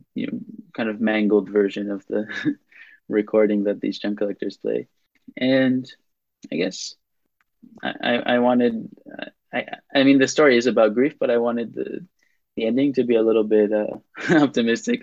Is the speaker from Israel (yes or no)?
yes; Tel Aviv, Tel Aviv District, Israel; English is a second language; moved away as an adult; also born or lived in Princeton, New Jersey, United States / Cambridge, United Kingdom; my uh, uh, neighborhood where I grew up in Israel, um, in Tel Aviv.